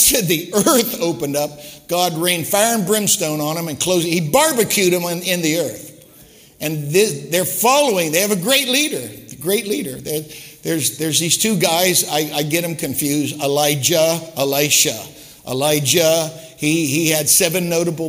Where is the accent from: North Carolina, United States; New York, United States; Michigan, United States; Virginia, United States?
Michigan, United States; Detroit; I said, Detroit